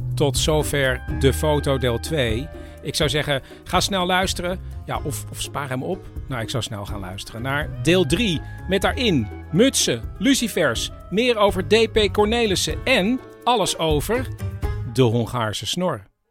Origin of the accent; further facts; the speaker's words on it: Amsterdam, North Holland, Netherlands; ik kom uit Amsterdam